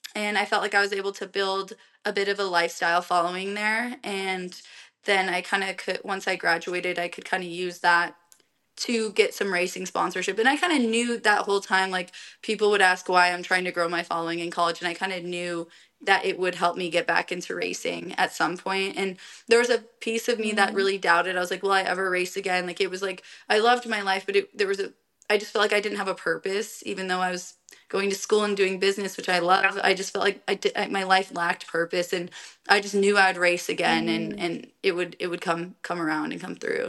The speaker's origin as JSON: {"language": "English", "region": "Colorado", "country": "United States", "moved": "yes", "said": "I'm from Colorado"}